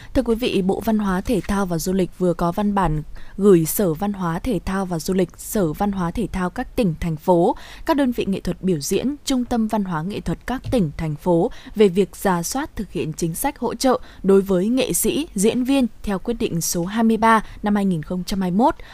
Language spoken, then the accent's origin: Vietnamese; Tuyên Quang, Vietnam; quê ở Tuyên Quang